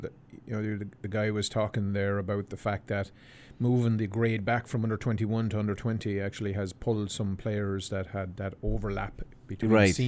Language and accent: English; Abbeyleix, Laois, Ireland; born or raised there